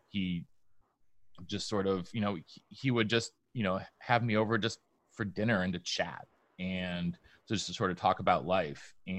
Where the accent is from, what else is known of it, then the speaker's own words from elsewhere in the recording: Vermont, United States; born there; also born or lived in New York / Denmark / New Hampshire; When I was growing up, I was born in Vermont, but we moved to upstate New York. Then we moved to Denmark. Then we moved back to upstate New York. Then we moved to New Hampshire.